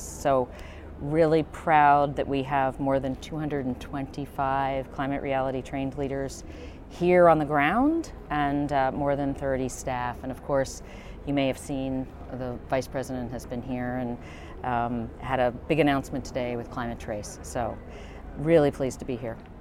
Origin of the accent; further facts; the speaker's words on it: United States; my home country of the United States